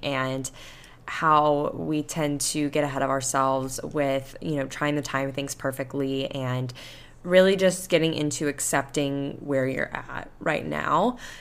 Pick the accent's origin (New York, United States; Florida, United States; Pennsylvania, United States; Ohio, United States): Florida, United States; Panama City Beach; accent: Southern; now in Houston, United States; I went to my hometown and I went to, back to Panama City Beach